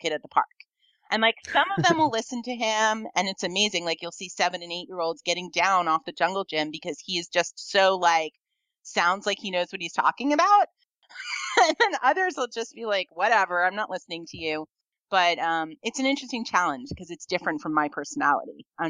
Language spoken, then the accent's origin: English; New York, United States; now in Mendocino County, United States; growing up in New York, where I grew up